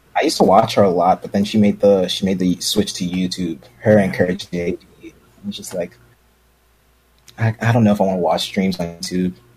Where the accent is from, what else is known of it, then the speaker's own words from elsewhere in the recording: New York City, New York, United States; I'm from Brooklyn